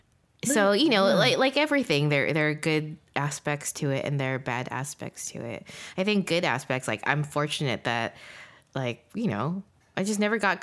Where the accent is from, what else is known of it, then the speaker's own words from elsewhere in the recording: Arcadia, California, United States; we grew up in, you know, an affluent neighborhood